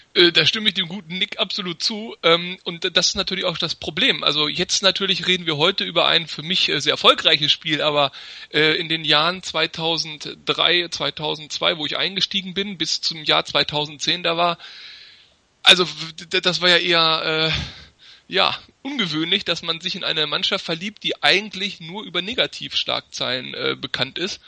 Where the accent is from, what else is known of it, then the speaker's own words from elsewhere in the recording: Hanover, Lower Saxony, Germany; Also, ich bin gebürtiger Hannoveraner